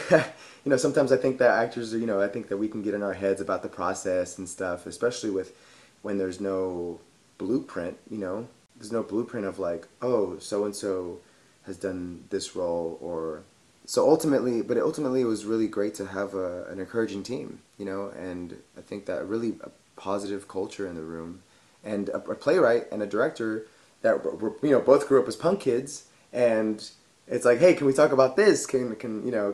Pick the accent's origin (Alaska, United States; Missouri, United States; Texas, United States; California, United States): Texas, United States; Fort Worth; I grew up in Fort Worth, Texas, in the east side of Fort Worth